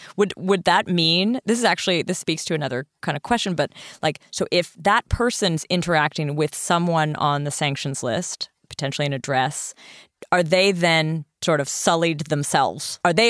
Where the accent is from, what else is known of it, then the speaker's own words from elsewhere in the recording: Canada; I'm Canadian.